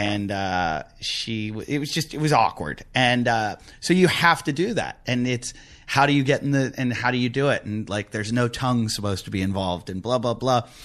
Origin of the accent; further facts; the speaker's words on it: United States; also born or lived in United Kingdom / Australia; as an American